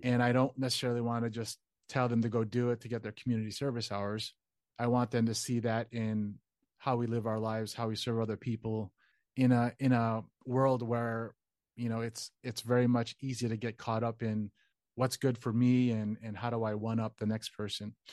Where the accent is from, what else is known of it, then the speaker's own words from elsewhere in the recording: Chicago, Illinois, United States; born and raised in Chicago